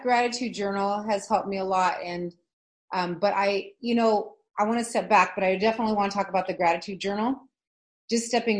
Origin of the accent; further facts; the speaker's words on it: California, United States; I'm from California, so I understand city life and traffic and all that.